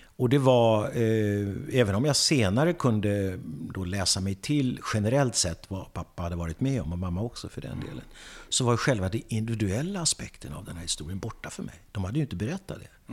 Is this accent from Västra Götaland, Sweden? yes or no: no; Södertälje, Stockholm County, Sweden; jag kommer från Södertälje. Jag föddes i Södertälje